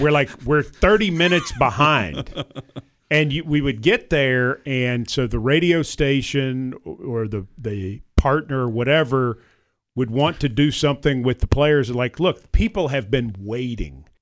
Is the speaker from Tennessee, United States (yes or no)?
yes; Franklin, Tennessee, United States; I grew up in Franklin